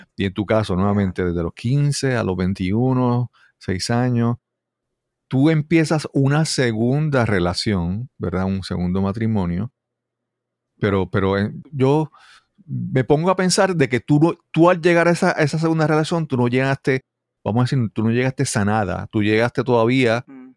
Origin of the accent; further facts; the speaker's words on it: Puerto Rico; soy puertorriqueño nacido en Puerto Rico